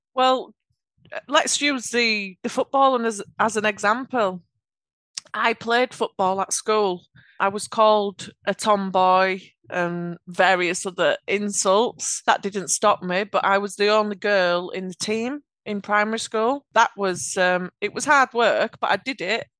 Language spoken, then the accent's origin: English; Yorkshire and the Humber, United Kingdom; accent: Yorkshire; I have a Yorkshire accent.